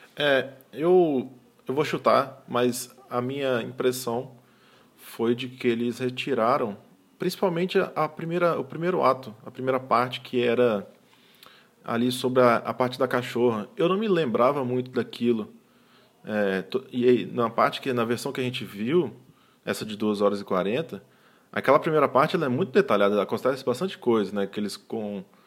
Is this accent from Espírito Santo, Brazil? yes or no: yes; Espírito Santo, Brazil; Eu nasci no Espírito Santo, mas meu pai é do interior do Ceará